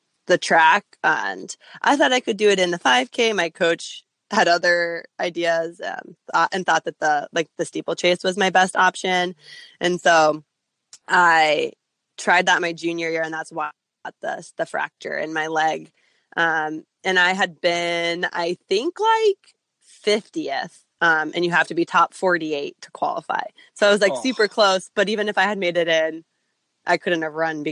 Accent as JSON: {"language": "English", "town": "Hopkinton", "region": "Massachusetts", "country": "United States", "tie": "born or raised there", "said": "So I'm from Hopkinton. Boston Marathon's like my hometown race"}